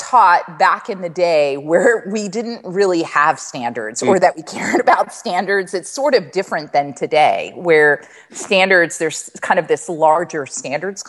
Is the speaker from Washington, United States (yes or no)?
no; Maryland, United States; now in Lexington, United States; I was born in Maryland.